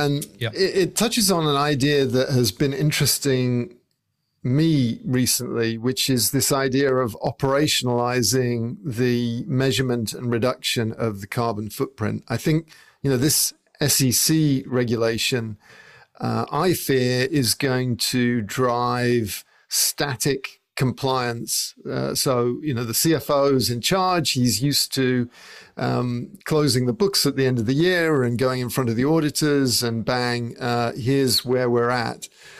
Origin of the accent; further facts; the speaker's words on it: England, United Kingdom; I would say a lorry, because I grew up in England